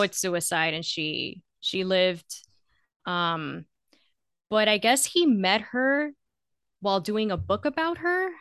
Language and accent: English; Florida, United States; I'm from Florida